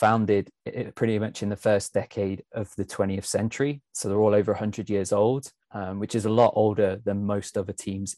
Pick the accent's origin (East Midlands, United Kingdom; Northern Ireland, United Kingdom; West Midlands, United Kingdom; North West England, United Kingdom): East Midlands, United Kingdom; Leicester; I'm actually from Leicester.